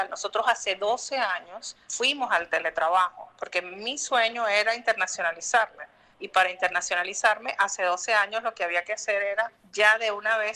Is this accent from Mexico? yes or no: no; Venezuela; Como los venezolanos venimos del futuro